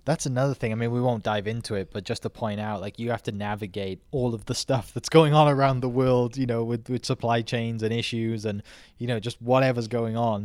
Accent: twenty minutes from Cardiff, South Wales, United Kingdom; moved away; I grew up, like, twenty minutes from Cardiff

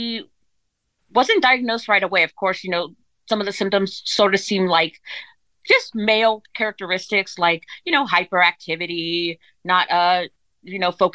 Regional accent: California, United States; I'm from Sheldon, California. I grew up in California. I'm a Cali girl, a Valley girl

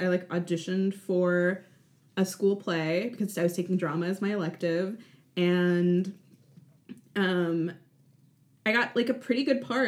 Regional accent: Chicago, Illinois, United States; I grew up in Chicago

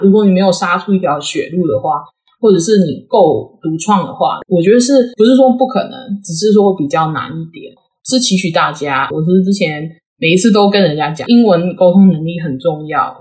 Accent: Taiwan; moved away; 其实我是台湾土生土长，然后呢，我去长庚念书嘛，所以我是长庚生医系毕业的

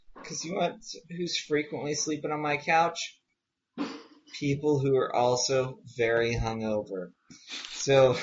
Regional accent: Southwest, United States; I grew up in the Southwest, which is true

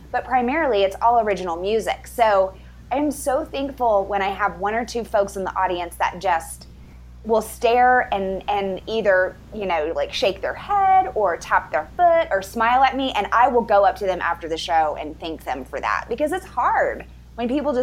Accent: South Texas, United States; moved away as an adult; now in Denver, United States; And I grew up in Texas. I'm a fifth generation Texas, proudly living in Colorado now.

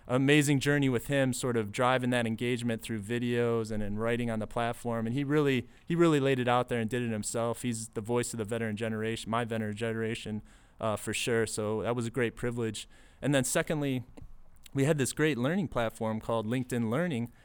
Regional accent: Detroit, Michigan, United States; grew up in the suburbs of Detroit, Michigan.

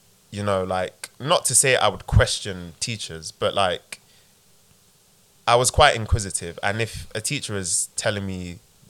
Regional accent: London, United Kingdom; I grew up in Peckham

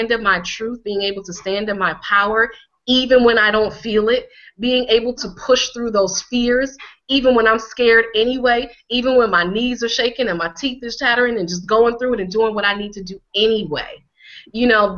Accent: Connecticut, United States; here I am a black girl, and I grew up in Connecticut

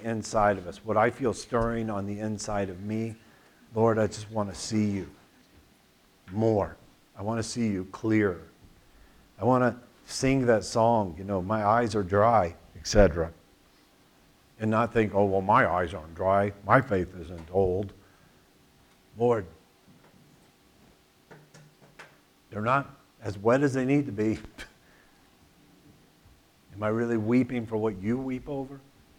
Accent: Tulsa, Oklahoma, United States; I grew up in Tulsa.

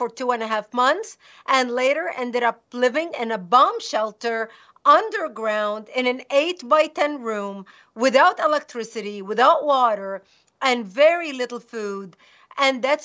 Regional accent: Lebanon; moved away; I was born and raised in Lebanon, which used to be the only majority Christian country in the Middle East

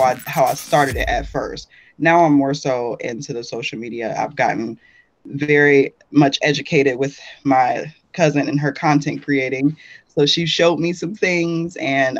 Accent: Atlanta, Georgia, United States; moved away as an adult; also born or lived in California; I was raised in Atlanta

